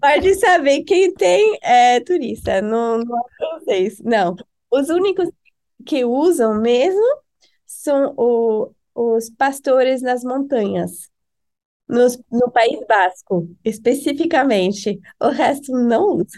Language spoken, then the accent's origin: Portuguese; Paris, Île-de-France, France; Portuguese is a second language; moved away as an adult; also born or lived in Halifax, Canada / Argentina / Brazil; now in United States; Eu nasci em Paris, a cidade que muita gente conhece